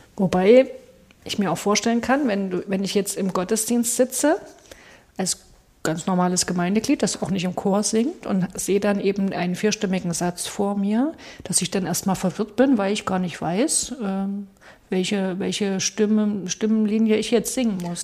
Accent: Saxony, Germany; bei uns in Sachsen

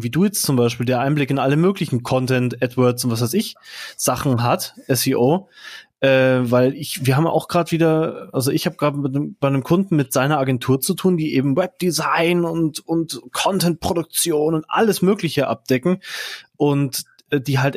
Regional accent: Munich, Bavaria, Germany; Ich {S0} bin hier als Münchner ein bisschen der Underdog heute.

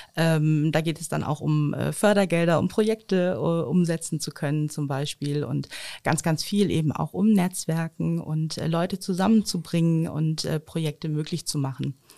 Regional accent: Osnabrück, Lower Saxony, Germany; Ich bin ja am Schölerberg aufgewachsen

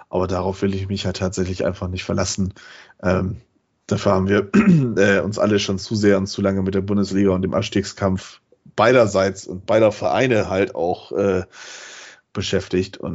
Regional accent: Bremen, Germany; als Werderaner und als Bremer haben wir da ziemlich oft Geschenke verteilt tatsächlich.

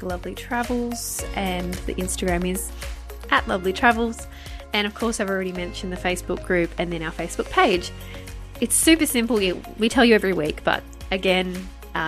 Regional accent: Australia; I'm an Australian

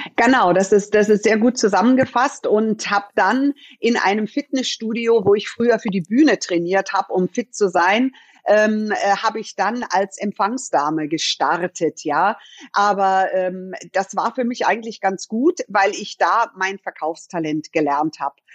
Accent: Munich, Bavaria, Germany; Ich bin in München geboren und bin hier aufgewachsen

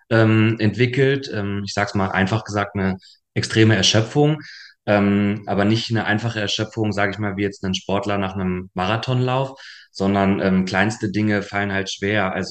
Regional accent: Hanover, Lower Saxony, Germany; also born or lived in Munich; now in Berlin, Germany; knapp zweieinhalb Jahren in Berlin und habe vorher sieben Jahre in München gewohnt und ursprünglich bin ich aus Hannover.

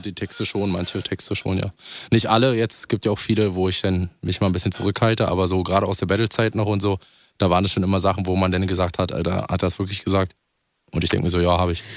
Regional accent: Brandenburg, Germany; ich bin ja auch ein Dorfi so, also ich komme nicht aus Berlin, so Brandenburg.

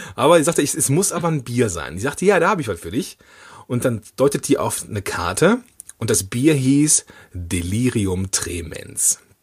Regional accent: Moers, North Rhine-Westphalia, Germany; moved away; ich komme ja ursprünglich aus Mörs im, am Niederrhein, das ist in der Nähe von Duisburg

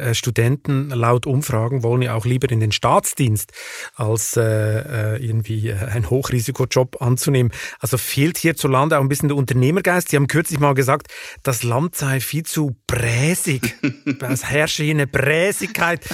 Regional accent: Switzerland; now in Germany; meinem Heimatland Schweiz

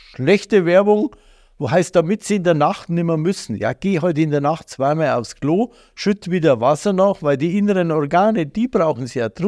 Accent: Bavaria, Germany; als Bayer

